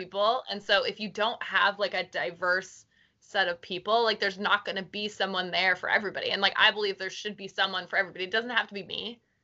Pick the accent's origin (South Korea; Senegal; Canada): Canada; Halifax, Nova Scotia; also born or lived in South End, Halifax; I grew up in Spryfield. Like before we ever like I only moved to the South End when I was like in high school.